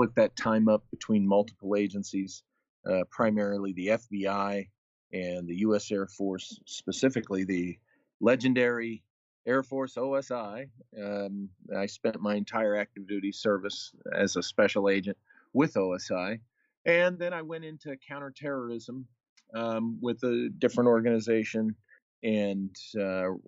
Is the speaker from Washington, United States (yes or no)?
no; San Diego, California, United States; I was born in San Diego, and, you know, this is pretty much my home state